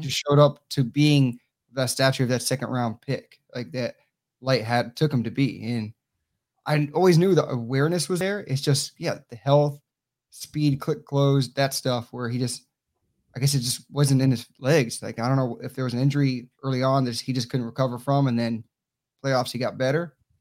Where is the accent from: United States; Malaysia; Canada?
United States; Tampa, Florida; Tampanian born, born and raised